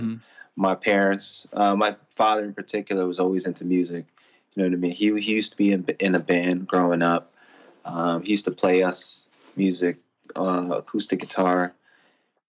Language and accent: English; Elizabeth, New Jersey, United States; I'm from Jersey. I was born in Elizabeth, 100% Filipino